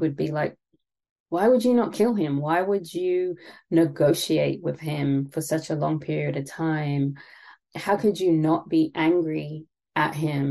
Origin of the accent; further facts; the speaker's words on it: England, United Kingdom; now in United States; growing up in England, we didn't have